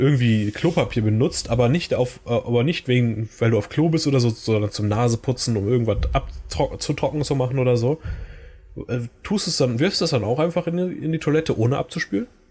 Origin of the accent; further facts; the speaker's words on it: Germany; first language German; wenn ich jetzt nie wieder nach Deutschland zurückkehren könnte